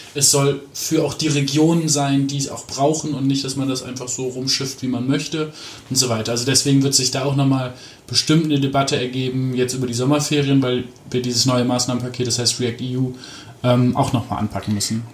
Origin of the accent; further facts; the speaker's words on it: Aachen, North Rhine-Westphalia, Germany; moved away; also born or lived in Hamburg / Mecklenburg-Vorpommern; aufgewachsen bin ich in Aachen, also auch in, mhm. in Nordrhein-Westfalen.